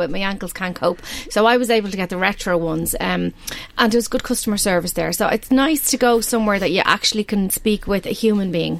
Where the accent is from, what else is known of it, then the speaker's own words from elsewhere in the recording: Balbriggan, County Dublin, Ireland; I grew up in Balbriggan